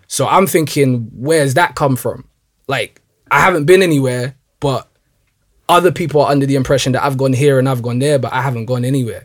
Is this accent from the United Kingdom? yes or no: yes; London, United Kingdom; I was born and raised in Northwest London